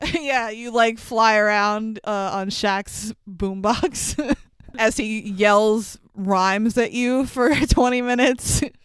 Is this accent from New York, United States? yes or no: yes; New York City, New York, United States; we live in New York. I grew up in Queens